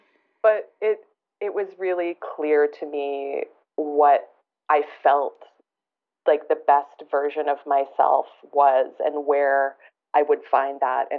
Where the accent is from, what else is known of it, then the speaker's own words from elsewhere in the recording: Alberta, Canada; also born or lived in moved around a lot; I'm originally from Alberta, but I've moved around a lot.